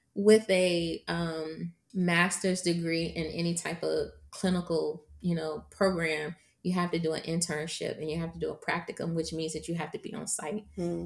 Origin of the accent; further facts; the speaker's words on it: Virginia, United States; I am from Virginia